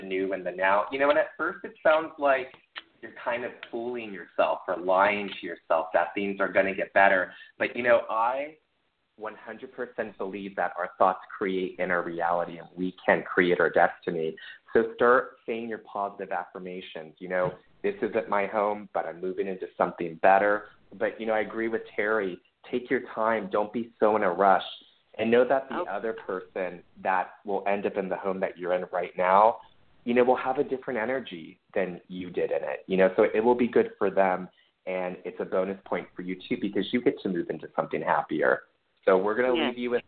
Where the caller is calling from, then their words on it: New York City, New York, United States; I'm calling from Harlem.